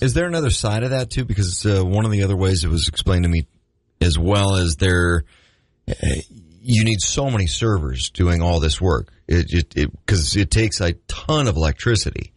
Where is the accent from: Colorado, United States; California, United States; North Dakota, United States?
North Dakota, United States; Grand Forks; I grew up in Grand Forks